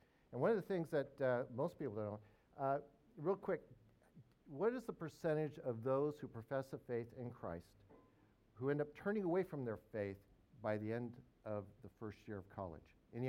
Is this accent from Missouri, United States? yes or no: no; Northern Arkansas, United States; I'm from Northern Arkansas. That's where I'm based.